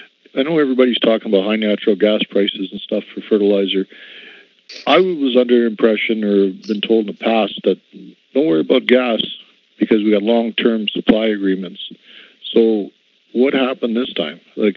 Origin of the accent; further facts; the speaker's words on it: Saskatchewan, Canada; I'm from Saskatchewan